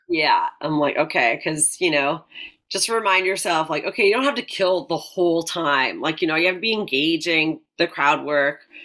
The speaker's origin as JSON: {"language": "English", "town": "Delta", "region": "British Columbia", "country": "Canada", "tie": "born or raised there", "moved": "yes", "said": "We're both from Vancouver. I'm like, I actually grew up in North Delta"}